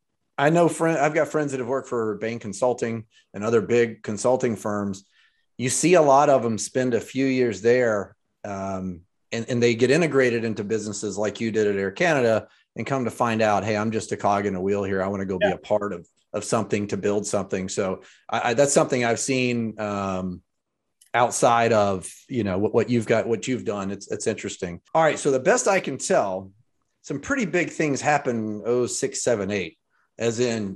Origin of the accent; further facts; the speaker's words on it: Birmingham, Alabama, United States; I grew up in Birmingham, just down the road from Nashville.